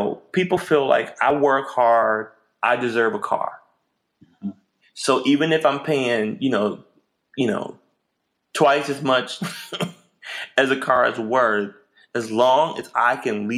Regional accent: Memphis, Tennessee, United States; I grew up in Memphis, grew up with a family who loved me

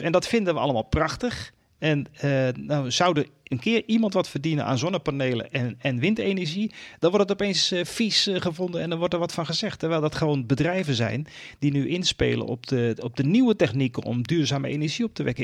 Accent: Netherlands; ons als Nederlanders

